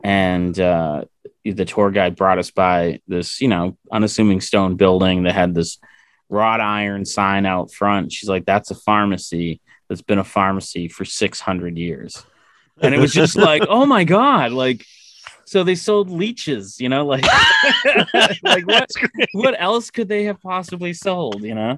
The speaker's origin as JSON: {"language": "English", "region": "Massachusetts", "country": "United States", "tie": "born or raised there", "said": "growing up in Massachusetts, you know, we have Plymouth and Salem and all these historic places."}